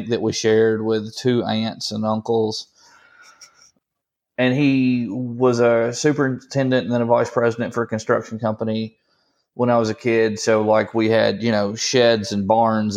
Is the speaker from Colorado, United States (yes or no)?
no; near Tupelo, northeast Mississippi, United States; accent: Southern hodgepodge; also born or lived in Gulf Coast; I grew up in Mississippi, northeast Mississippi, north of a town called Tupelo, kind of out, yeah, in the hinterlands